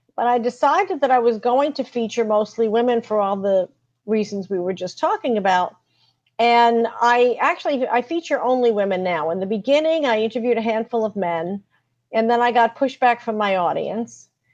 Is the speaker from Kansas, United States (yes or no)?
no; New York City, New York, United States; also born or lived in Washington D.C. area; now in Washington D.C., United States; I'm a native New York City girl. I live in the Washington D.C. area now, but I was born in in New York City